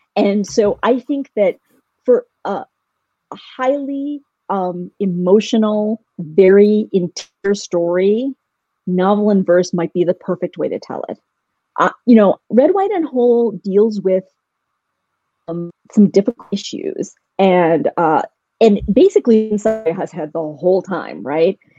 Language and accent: English; Louisville, Kentucky, United States; moved away; I grew up in Louisville, Kentucky, where we had a small Indian community, but not a huge one.